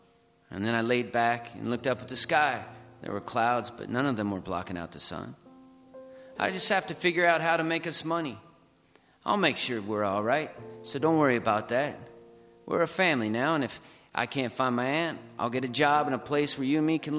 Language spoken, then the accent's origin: English; Reno, Nevada, United States; moved away as an adult; Yeah, you know, I moved here in 1994 from Reno, Nevada, and I was so homesick. I'd never lived in such a big city, and I wanted to move home